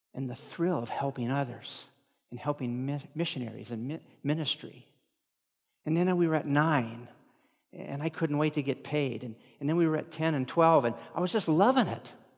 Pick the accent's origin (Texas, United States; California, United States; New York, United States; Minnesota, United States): Minnesota, United States; Moorhead; I'm from Moorhead